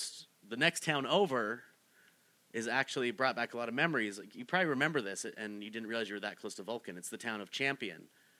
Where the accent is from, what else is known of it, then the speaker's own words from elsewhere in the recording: Boulder, Colorado, United States; You know, I'm from Boulder, Colorado, but I went to school in Boston, so I'm a Boston guy through and through.